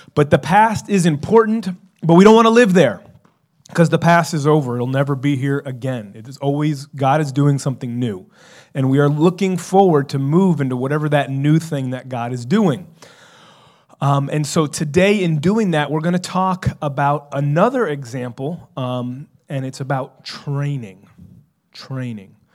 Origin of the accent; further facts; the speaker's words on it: South Florida, United States; growing up in South Florida